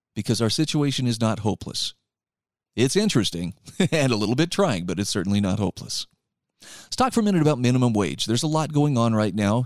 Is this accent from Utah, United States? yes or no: yes; Utah, United States; My home state of Utah